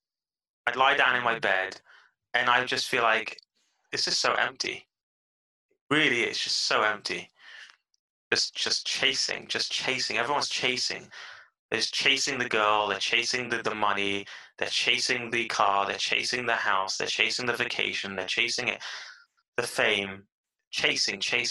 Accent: London, United Kingdom; now in Israel; I was born and raised in London

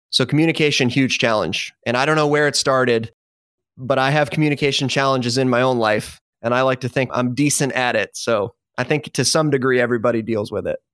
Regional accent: Michigan, United States; moved away as an adult; also born or lived in Dallas, Texas; now in Tampa, United States; originally born and raised in the Midwest, Michigan specifically

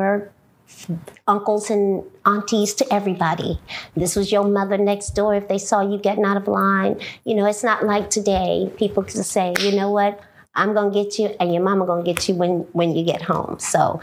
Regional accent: Dallas, Texas, United States; I'm from Bon Ton Nation, which was one of the landmarks for a lot of us that grew up

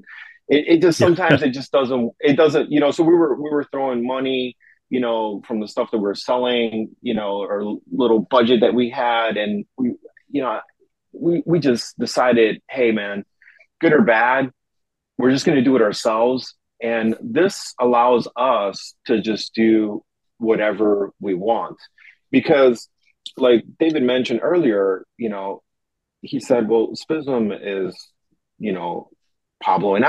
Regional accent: Uruguay; also born or lived in Chicago; now in Tokyo, Japan; I'm originally from Uruguay, South America

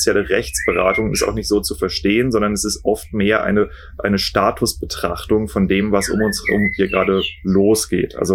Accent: Kiel, Schleswig-Holstein, Germany

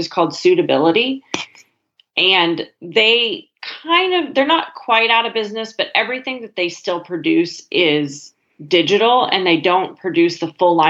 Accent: Miles City, Montana, United States; now in Fort Worth, United States; Mile City, my hometown

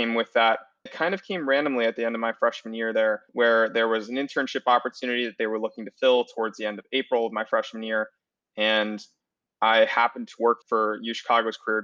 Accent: West Palm Beach, Florida, United States; moved away; also born or lived in Chicago; I am from Florida originally, West Palm Beach

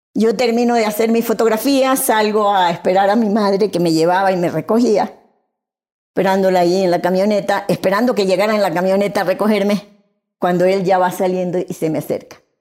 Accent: Venezuela; now in Guayaquil, Ecuador; Yo nací aquí en Guayaquil y a los seis meses de nacida emigramos para Venezuela

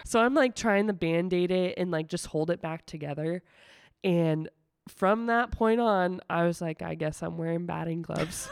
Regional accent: Sigourney, Iowa, United States; moved away as an adult; also born or lived in West Des Moines, Iowa; now in Indianola, United States; I'm actually from a really small town in southeastern Iowa called Sigourney

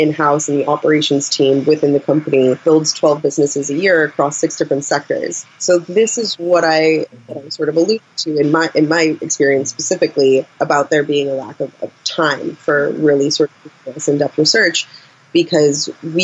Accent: United States; moved away as an adult; now in United Kingdom; as an American working in a British workplace

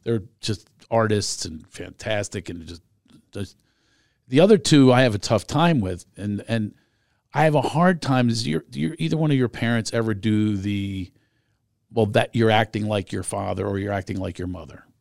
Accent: Philadelphia, Pennsylvania, United States; moved away; I grew up in Philadelphia

